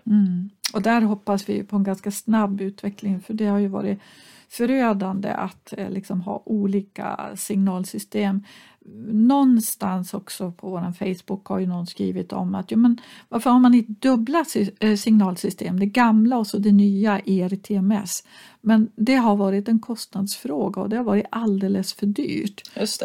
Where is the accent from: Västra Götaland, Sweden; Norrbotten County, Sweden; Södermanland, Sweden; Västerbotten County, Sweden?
Norrbotten County, Sweden; Kiruna; när jag växte upp i Kiruna